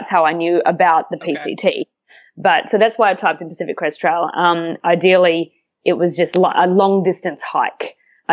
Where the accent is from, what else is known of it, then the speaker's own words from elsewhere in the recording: Australia; moved away as an adult; now in Vancouver, Canada; I was in Australia back in my hometown where I grew up